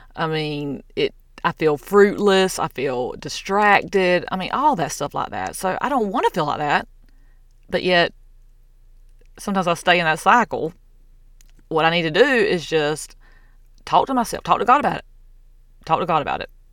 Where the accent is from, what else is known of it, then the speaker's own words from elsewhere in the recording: the South, United States; I'm from the South